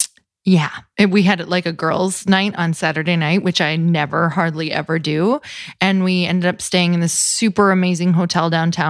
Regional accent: Marquette, Michigan, United States; moved away; I am from Marquette, Michigan

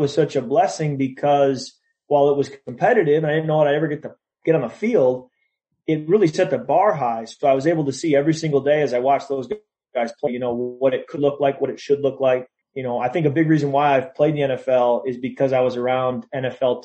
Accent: an hour and a half from Michigan State, United States; moved away as an adult; now in Minnesota, United States; an hour and a half from my hometown where I grew up

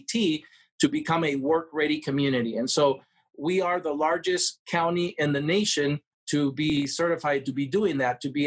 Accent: Peru; now in Las Vegas, United States; I come from Peru

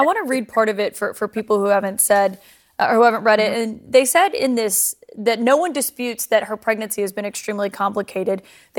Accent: Alabama, United States; moved away; I think about my home state of Alabama.

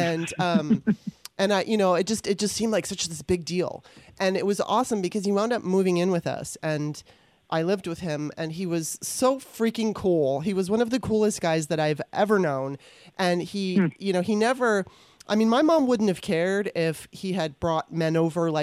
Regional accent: Los Angeles, California, United States; growing up in Los Angeles

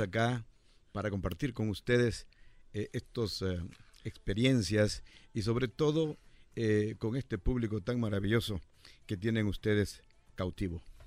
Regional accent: El Salvador; moved away as an adult; Yo llegué de El Salvador en 1981

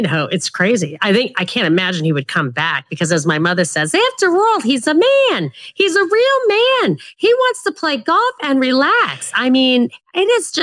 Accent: New York, United States; as a New Yorker

